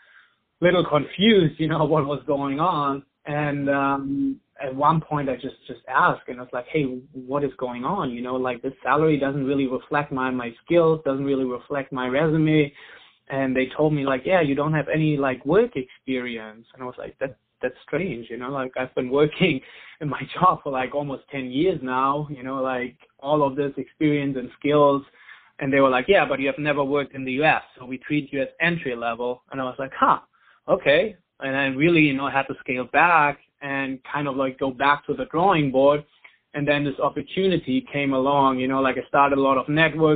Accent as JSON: {"language": "English", "country": "Germany", "second_language": "English", "moved": "as an adult", "lives_now": "San Diego, United States", "said": "as you probably hear from my accent, I'm originally from Germany. I moved to the States, to San Diego, California in 2011."}